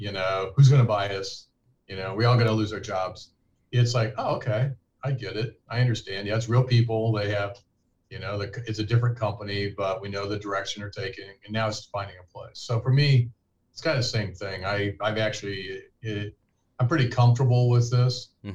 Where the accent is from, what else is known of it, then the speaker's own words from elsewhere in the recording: Kansas City, Missouri, United States; moved away as an adult; I'm from Missouri, grew up in Kansas City